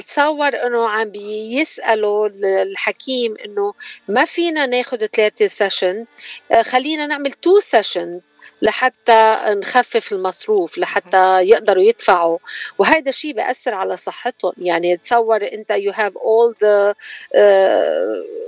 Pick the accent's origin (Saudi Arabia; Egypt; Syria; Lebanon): Lebanon; moved away as an adult; now in United States; إلي 32 آه، آه، سنة بأمريكا تركت لبنان كان عمري 20 سنة